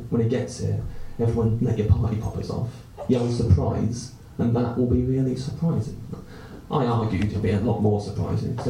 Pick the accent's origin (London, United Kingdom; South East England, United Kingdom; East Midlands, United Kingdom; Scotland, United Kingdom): South East England, United Kingdom; Canterbury